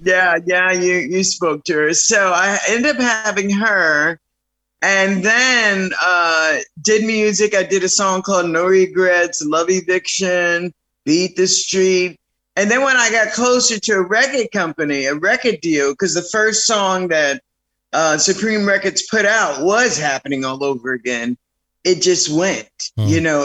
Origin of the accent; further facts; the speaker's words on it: New York City, New York, United States; also born or lived in Philadelphia, Pennsylvania; I grew up in the Bronx